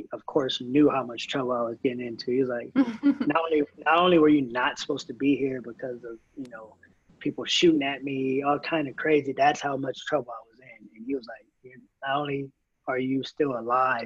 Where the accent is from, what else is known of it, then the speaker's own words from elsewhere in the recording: Moreno Valley, California, United States; also born or lived in Los Angeles; I'm from Moreno Valley, and all my family's from